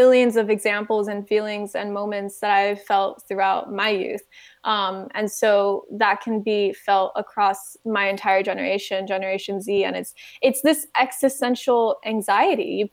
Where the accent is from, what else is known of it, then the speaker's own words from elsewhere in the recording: United States; born and raised in the United States